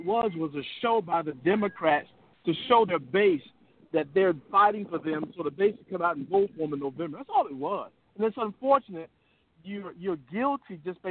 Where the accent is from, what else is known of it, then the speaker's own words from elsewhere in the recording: Alabama, United States; also born or lived in Arkansas; Born in Arkansas, I grew up in Alabama.